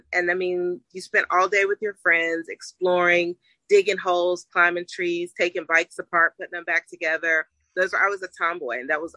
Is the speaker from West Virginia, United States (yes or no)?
yes; West Virginia, United States; I'm from West by God, Virginia. So I'm a country girl